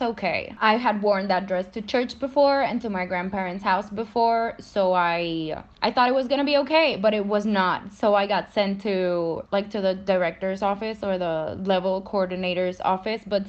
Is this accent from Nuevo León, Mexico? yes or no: yes; Monterrey, Nuevo León, Mexico; I'm from Monterrey, Mexico, and I study law at the University of Monterrey